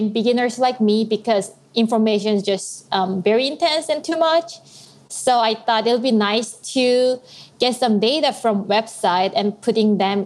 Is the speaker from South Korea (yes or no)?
yes; South Korea; moved away as an adult; now in Nashville, United States; I'm originally from South Korea